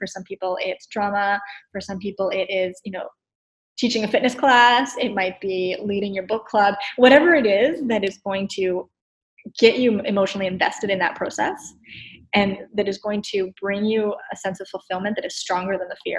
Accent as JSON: {"language": "English", "region": "East Coast", "country": "United States", "said": "I'm from the East Coast. My natural state is to speak a mile a minute."}